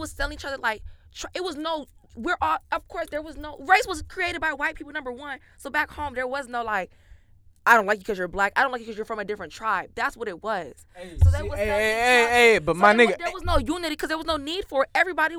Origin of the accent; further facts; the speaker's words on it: New York, United States; I was born in New York.